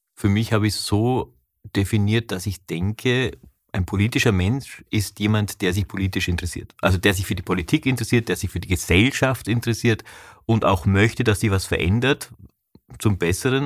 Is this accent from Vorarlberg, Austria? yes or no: yes; Vorarlberg, Austria; ich komme aus Vorarlberg